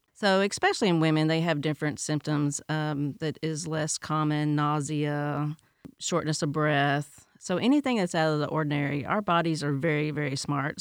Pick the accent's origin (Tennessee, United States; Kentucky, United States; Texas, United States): Tennessee, United States; now in Polk County; I'm from Tennessee